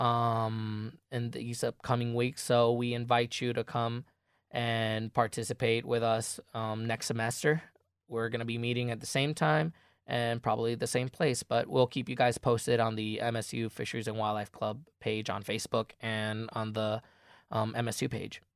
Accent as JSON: {"language": "English", "country": "Puerto Rico", "moved": "as an adult", "lives_now": "Michigan, United States", "said": "I'm an out-of-state student. I'm from Puerto Rico."}